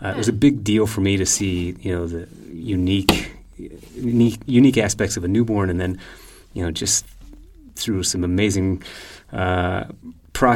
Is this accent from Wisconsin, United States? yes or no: no; Nebraska, United States; moved away; Born and raised in Nebraska.